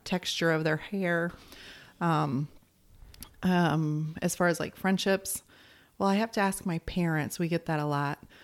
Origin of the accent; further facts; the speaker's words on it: Arizona, United States; moved away; also born or lived in California; I'm from Arizona and then moved out to California